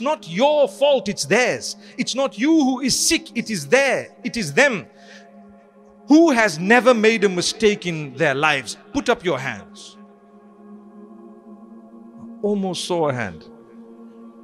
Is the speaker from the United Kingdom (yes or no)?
no; Zimbabwe; I come from Zimbabwe